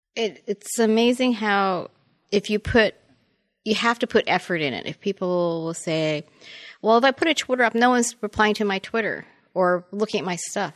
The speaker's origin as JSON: {"language": "English", "town": "Toronto", "region": "Ontario", "country": "Canada", "tie": "born or raised there", "moved": "as an adult", "said": "I was born and raised in Toronto, and I came down in nineteen eighty-five to go to Art Center"}